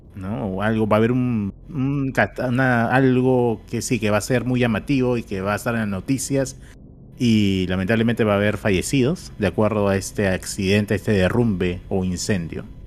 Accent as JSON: {"language": "Spanish", "country": "Peru", "said": "los peruanos"}